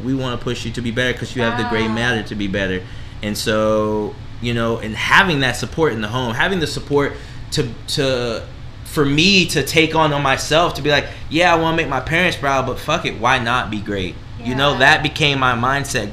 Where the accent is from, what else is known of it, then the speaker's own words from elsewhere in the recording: Maryland, United States; All of my family is pretty much in North Carolina, mm-hmm. so I was growing up in Maryland, so I was that cousin that came to visit type deal.